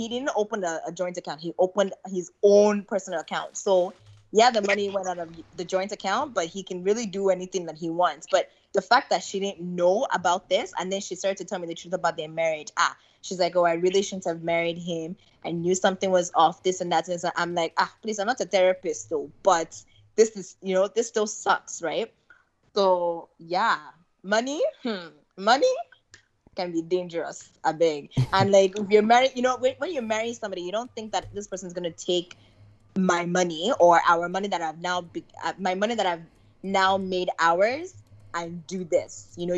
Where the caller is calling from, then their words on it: Canada; I'm calling from Canada.